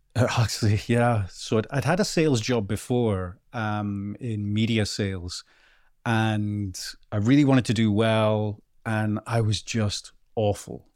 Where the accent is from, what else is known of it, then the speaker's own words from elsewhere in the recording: Bowden, Scotland, United Kingdom; also born or lived in Melrose; I am from a very, very small, well, a hamlet called Bowden, which is, like, less than a hundred people in Scotland